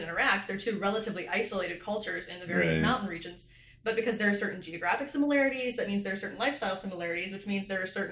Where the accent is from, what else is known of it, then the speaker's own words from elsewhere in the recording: West Virginia, United States; I grew up in West Virginia